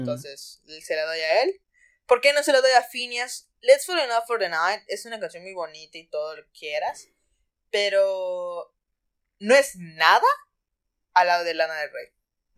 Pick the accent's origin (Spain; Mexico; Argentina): Mexico; Cozumel, Quintana Roo; yo soy de Cozumel